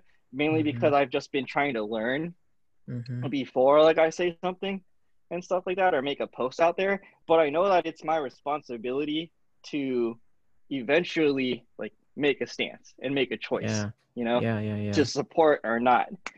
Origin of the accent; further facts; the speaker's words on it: California, United States; growing up in California, you're kind of blessed with being in a melting pot of cultures